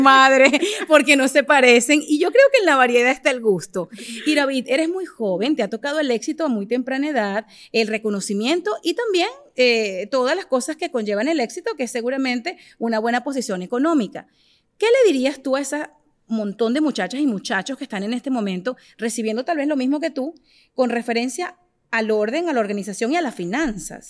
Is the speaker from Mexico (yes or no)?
no; Venezuela; yo soy de Venezuela